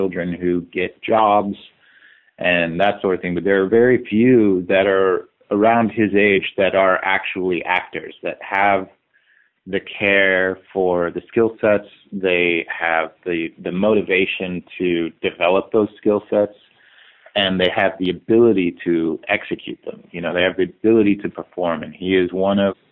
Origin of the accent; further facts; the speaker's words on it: Salt Lake City, Utah, United States; I was a kid from Salt Lake City, Utah